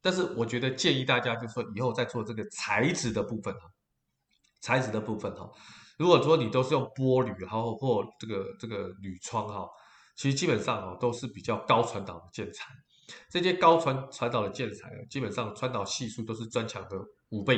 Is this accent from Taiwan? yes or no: yes; Taiwan; 但我们台湾人过年的时候，基本上红色在做点缀的家饰，也可以提升整个家居的氛围